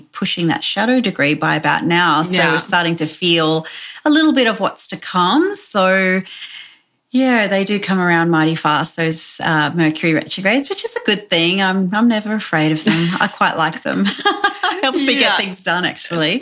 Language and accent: English; Brisbane, Queensland, Australia; I'm from Brisbane in Australia, so I'm located kind of halfway between Brisbane and the Gold Coast.